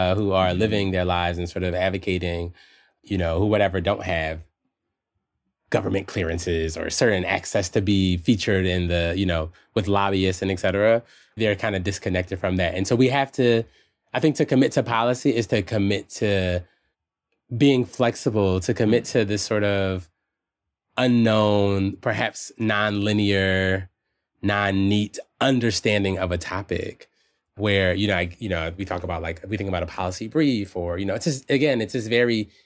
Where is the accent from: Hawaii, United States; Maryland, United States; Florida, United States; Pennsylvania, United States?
Pennsylvania, United States; Philadelphia; moved away; also born or lived in Amherst, Massachusetts; my hometown of Philadelphia